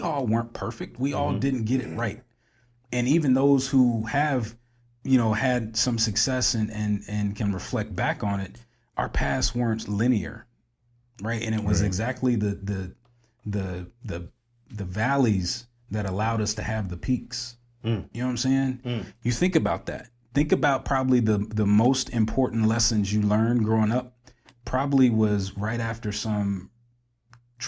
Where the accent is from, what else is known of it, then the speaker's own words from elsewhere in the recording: Springfield, Illinois, United States; we all share that common bond growing up in Springfield, Illinois, right? Because we grew up in a village